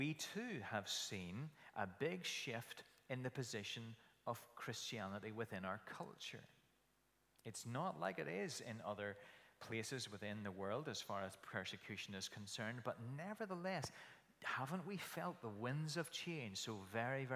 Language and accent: English; Kilkeel, Northern Ireland, United Kingdom; When I grew up in Kilkeel, as a little aside, I went to a Sunday school in the Alfred Eady Hall